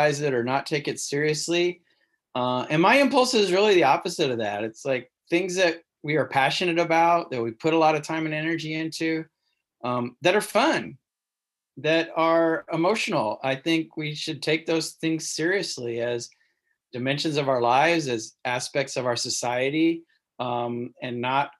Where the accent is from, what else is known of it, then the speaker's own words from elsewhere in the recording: Cape Girardeau, Missouri, United States; I grew up in Southern Missouri